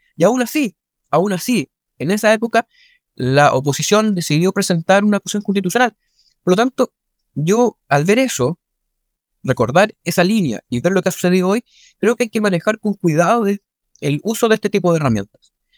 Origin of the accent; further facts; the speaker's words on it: Chile; todos somos chilenas y chilenos